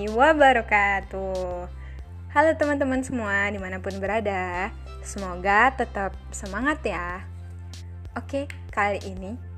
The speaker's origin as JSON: {"language": "Indonesian", "region": "South Sumatra", "country": "Indonesia", "said": "aku kan dari Sumsel nih sama-sama anak rantau jadi ngerasain Ramadan tuh jauh dari keluarga"}